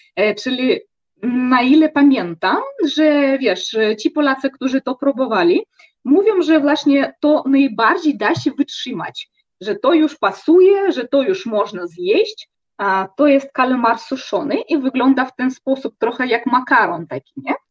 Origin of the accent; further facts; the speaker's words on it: Russia; u nas w Rosji